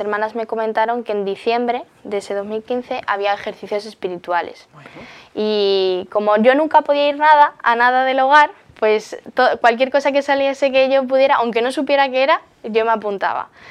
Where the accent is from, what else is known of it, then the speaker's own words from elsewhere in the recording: Móstoles, Community of Madrid, Spain; soy de Móstoles, Madrid